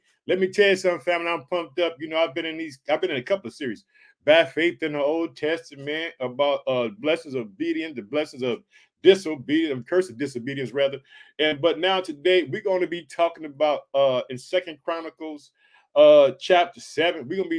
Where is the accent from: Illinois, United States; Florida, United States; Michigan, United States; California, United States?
Illinois, United States; Chicago; I'd like to thank the state of Illinois, which is my home state. I reside in the city of Chicago.